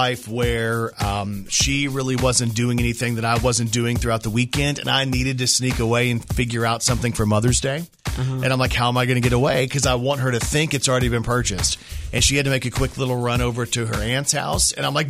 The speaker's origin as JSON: {"language": "English", "town": "Plano", "region": "Texas", "country": "United States", "tie": "born or raised there", "also_born_or_lived": "Irving, Texas", "said": "I was born in Irving, Texas, which is where Texas Stadium was, mm-hmm. raised in Plano, which was a suburb of Dallas."}